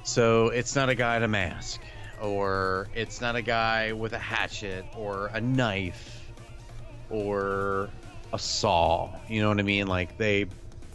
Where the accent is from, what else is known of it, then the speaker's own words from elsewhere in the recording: United States; as an American who watches not a lot of foreign films